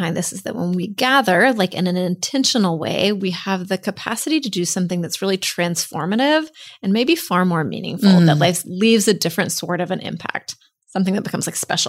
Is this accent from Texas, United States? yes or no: yes; Texas, United States; I'm from Texas, you know, there's a lot of these Southern traditions.